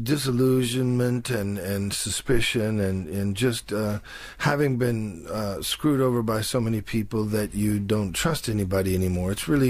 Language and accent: English; Detroit, Michigan, United States; in Detroit, everybody had come out of the Deep South to work in the steel mills. And so in my neighborhood, it was all Delta people from the Deep South.